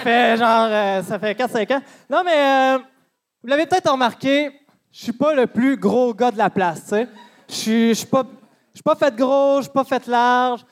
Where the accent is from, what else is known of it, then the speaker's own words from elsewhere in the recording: Amos, Quebec, Canada; Moi, je viens d'Amos.